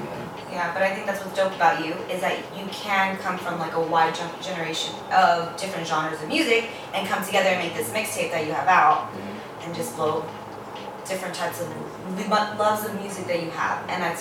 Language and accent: English; San Diego, California, United States; I'm from Southside